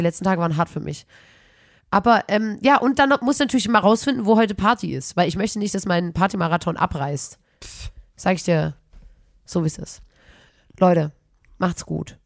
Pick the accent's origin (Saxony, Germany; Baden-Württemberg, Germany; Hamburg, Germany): Saxony, Germany; Chemnitz; accent: Chemnitz dialect